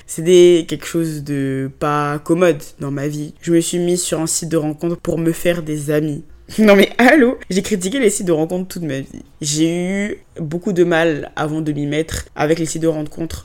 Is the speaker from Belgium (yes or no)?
no; Côte d’Ivoire; first language French; moved away as an adult; also born or lived in England; now in France; j'ai grandi en Côte d'Ivoire, donc dans le pays de mon papa